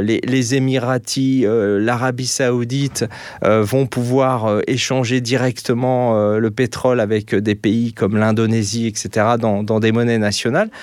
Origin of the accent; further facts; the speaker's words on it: France; moved away as an adult; now in Austria; moi je vis en Autriche, je suis français, mais je vis en Autriche